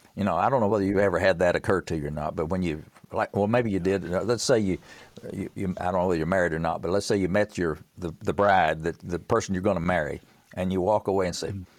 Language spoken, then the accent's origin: English; Tennessee, United States; I'm from Tennessee